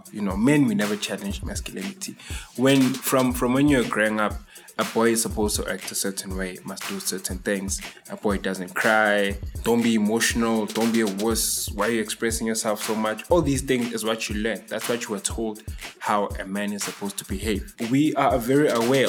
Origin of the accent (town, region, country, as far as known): Tembisa, Gauteng, South Africa